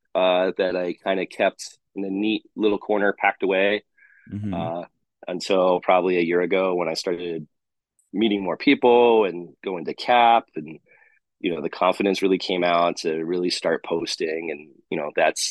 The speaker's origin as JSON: {"language": "English", "town": "San Diego", "region": "California", "country": "United States", "said": "I'm from San Diego"}